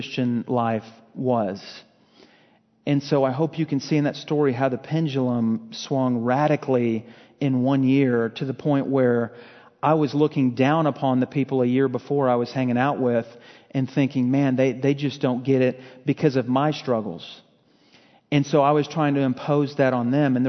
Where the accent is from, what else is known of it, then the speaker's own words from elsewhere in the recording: Fort Worth, Texas, United States; also born or lived in Lufkin, Texas; I was from Fort Worth, got involved with this church there